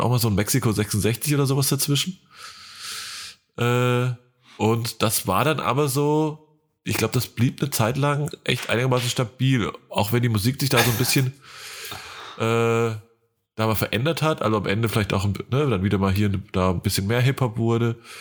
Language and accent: German; Hesse, Germany; moved away; in meiner Heimat